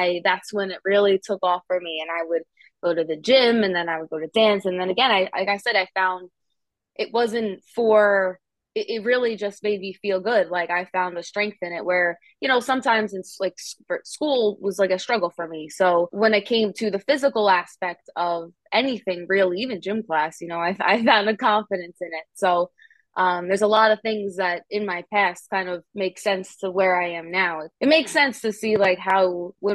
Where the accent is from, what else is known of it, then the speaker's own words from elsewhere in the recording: Long Island, New York, United States; I am from Long Island, New York